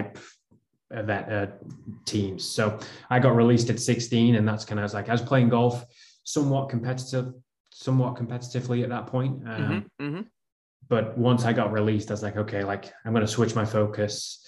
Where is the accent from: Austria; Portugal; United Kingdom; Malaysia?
United Kingdom; Lytham St Annes, North West England; moved away as an adult; also born or lived in Illinois; now in United States; I originally from Lytham St. Anne's in England, which is Northwest England.